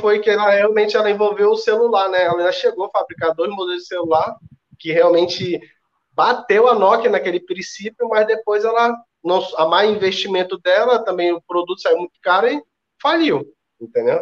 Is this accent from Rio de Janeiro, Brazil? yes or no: no; Ceará, Brazil; Sou cearense